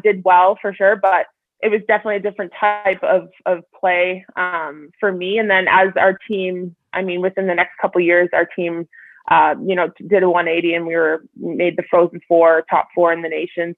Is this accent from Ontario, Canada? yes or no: yes; Sudbury, Ontario, Canada; now in Calgary, Canada; I grew up obviously in Sudbury